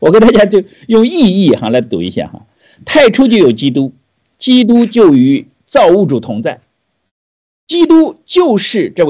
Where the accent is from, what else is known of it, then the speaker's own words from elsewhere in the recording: China; 对我们每个人，不光是新中国，这甚至我们中国人，都是一个非常好的提醒。